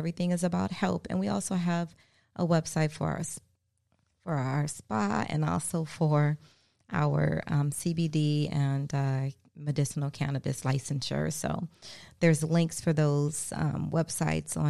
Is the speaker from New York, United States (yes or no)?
no; Baltimore, Maryland, United States; moved away as an adult; now in South Florida, United States; my home state, my hometown, from Baltimore, Maryland.